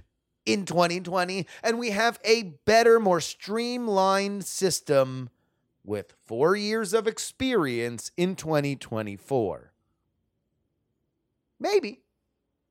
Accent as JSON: {"language": "English", "region": "South Florida", "country": "United States", "tie": "born or raised there", "said": "I grew up in South Florida. I was in high school when all of this happened in my backyard"}